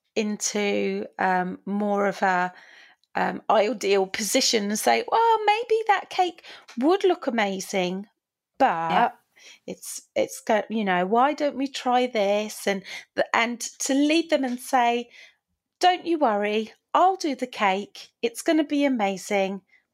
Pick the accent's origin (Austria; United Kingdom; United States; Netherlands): United Kingdom; we're quite British.